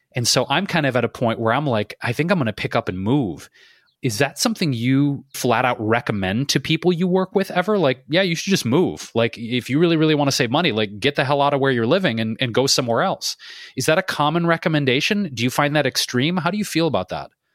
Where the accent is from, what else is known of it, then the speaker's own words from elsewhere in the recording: Detroit, Michigan, United States; moved away; also born or lived in New York / Chicago / Los Angeles; growing up in Detroit